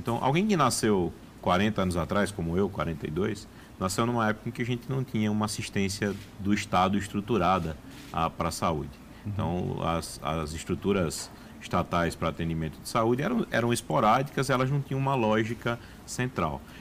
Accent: Brazil; como brasileiro

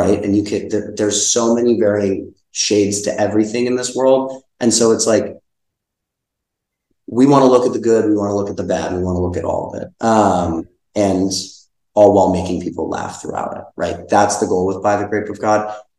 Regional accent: Hoboken, New Jersey, United States; born or raised there

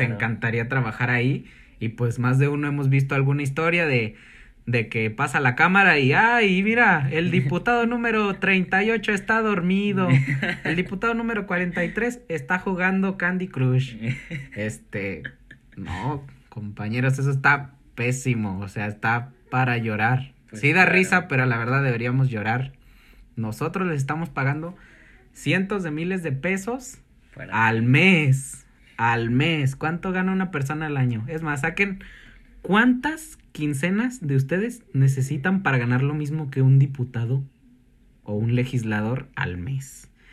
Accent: Mexico; en mi país

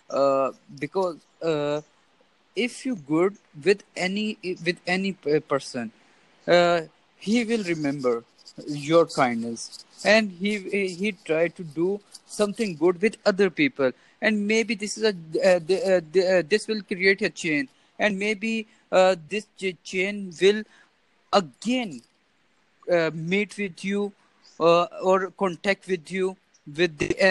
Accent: Pakistan; I'm from Pakistan.

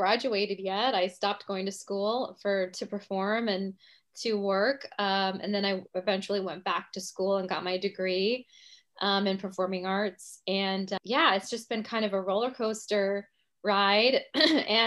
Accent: Kansas City, Missouri, United States; moved away as an adult; now in New York City, United States; But I'm originally from Kansas City, Missouri. And I grew up dancing, you know, in Kansas City.

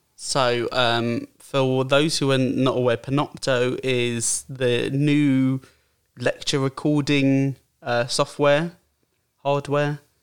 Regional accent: Brighton, South East England, United Kingdom; I'm from Brighton, um, well, just outside Brighton, but from Brighton.

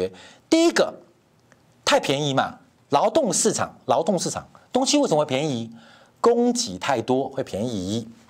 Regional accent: Taiwan; 我的家乡台湾

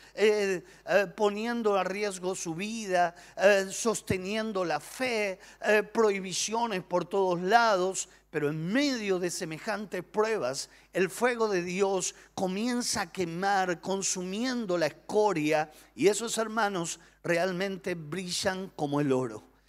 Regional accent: Argentina; nosotros los argentinos somos personas apasionadas

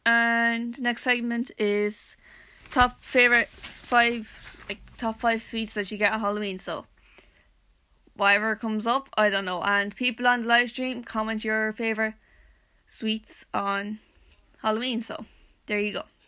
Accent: County Wexford, Leinster, Ireland; I'm from Wexford

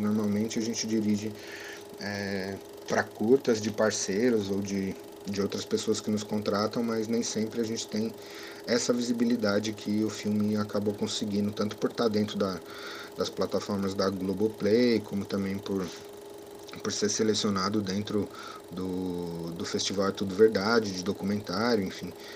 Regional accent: São Paulo, Brazil; also born or lived in Bexiga, São Paulo; sou nascido e criado na Zona Sul, especificamente no bairro da Piraporinha, no Embuimirim

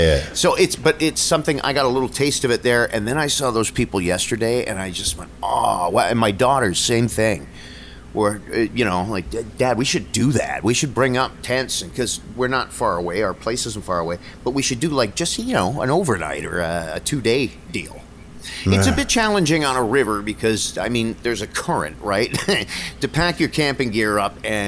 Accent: Niagara Falls, Ontario, Canada; I was lucky growing up in Niagara Falls

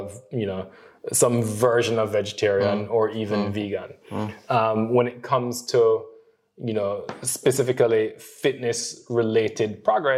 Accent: Jamaica; Worst Jamaican. I cannot run. And I am not the relaxed, chill kind of guy that you stereotypically think of as being Jamaican

